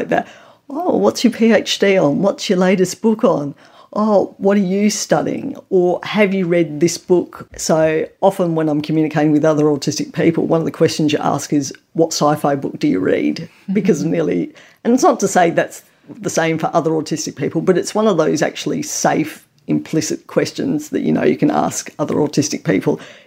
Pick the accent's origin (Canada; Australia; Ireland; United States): Australia; I am a mum, I am a researcher, I am Australian